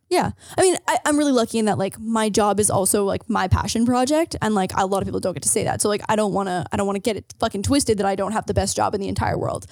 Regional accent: hometown near Toronto, Ontario, Canada; I lived in Toronto or commuting anytime from, like, my hometown to Toronto

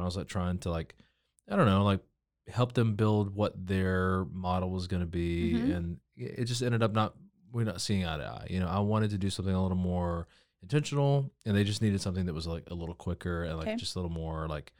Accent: Georgia, United States; also born or lived in Nashville, United States; I am from Georgia originally. Moved to Waco from Nashville, Tennessee.

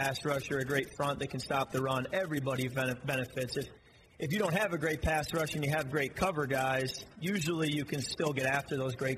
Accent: Michigan, United States; my hometown in Michigan

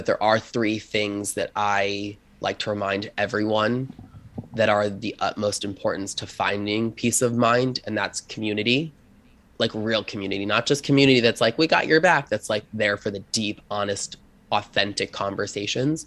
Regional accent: Long Island, New York, United States; I grew up poor on Long Island.

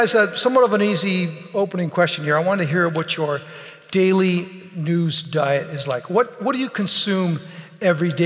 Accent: the West, United States; I was from, as they still say, out west.

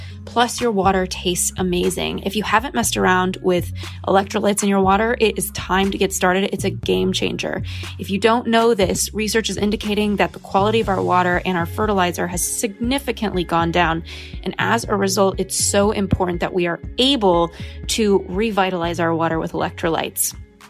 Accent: Los Angeles, California, United States; And for me, kind of growing up in Los Angeles and influencer land with so many people who are focused on wellness

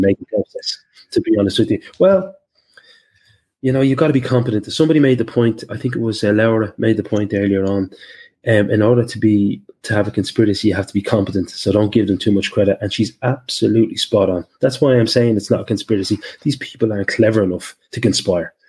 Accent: Liverpool, North West England, United Kingdom; I grew up in Liverpool with the with the top dogs when I was a little kid

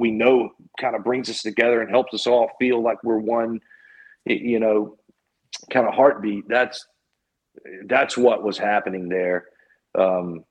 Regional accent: Mobile, Alabama, United States; I'm from Mobile, Alabama, which is where Hank Aaron is from

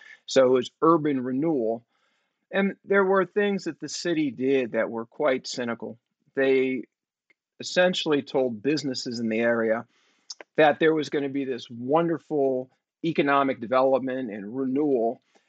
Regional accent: San Francisco, California, United States; I grew up in San Francisco. I was born in 1965.

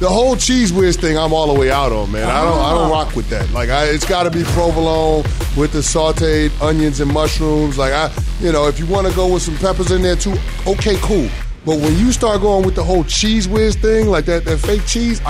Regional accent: New York, United States; I'm a New Yorker

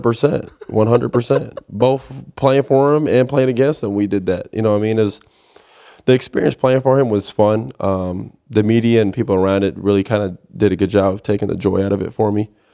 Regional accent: Orlando, Florida, United States; now in Houston, United States; it's similar to Florida, where I'm from. I'm from Orlando, Florida

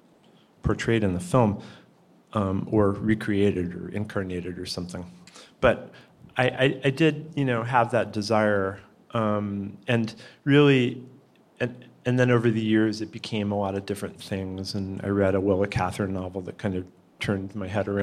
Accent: Pittsfield, Massachusetts, United States; moved away; I'm from Pittsfield

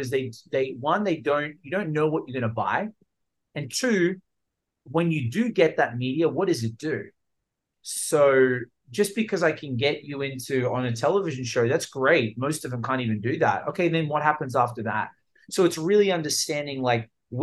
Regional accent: Australia; accent: Australian; also born or lived in Los Angeles, United States; now in Miami, United States; I was born in Australia. Let's clear up the Australian accent part

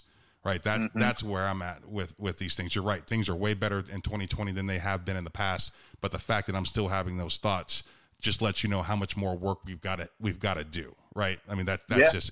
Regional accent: Youngstown, Ohio, United States; I'm from Northeastern Ohio, Youngstown area. I played in a conference called the Steel Valley

